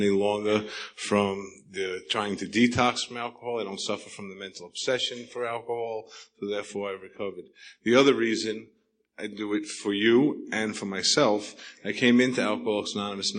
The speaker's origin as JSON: {"language": "English", "region": "New York", "country": "United States", "accent": "New York", "moved": "yes", "lives_now": "Sedona, United States", "said": "my accent's from New York"}